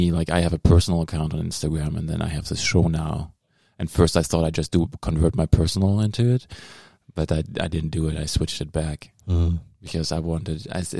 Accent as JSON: {"language": "English", "country": "Germany", "accent": "German", "moved": "yes", "said": "That's my German accent."}